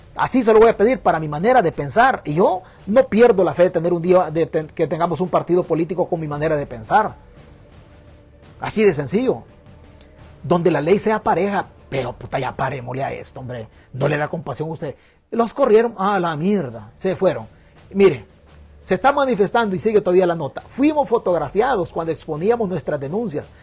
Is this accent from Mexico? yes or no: no; El Salvador; now in United States; mi tierra que me vio nacer